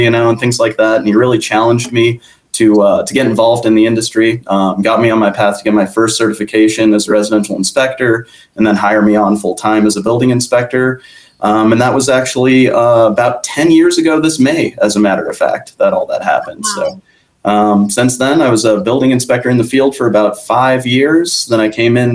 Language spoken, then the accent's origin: English; Jefferson County, Colorado, United States; So I work for my hometown, actually in Colorado. And so Jefferson County is just west of Denver